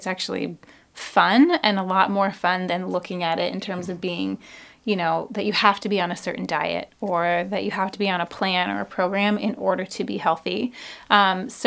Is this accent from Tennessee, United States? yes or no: no; Issaquah, Washington, United States; now in Seattle, United States; I grew up in Issaquah.